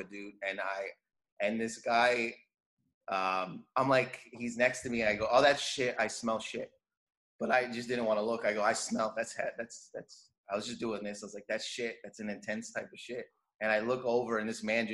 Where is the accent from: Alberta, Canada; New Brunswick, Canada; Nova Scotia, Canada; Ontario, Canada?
Ontario, Canada; Windsor; I was born in Canada. My parents were born in Lebanon, but all my siblings were born in Windsor, Canada, and I'm Lebanese Christian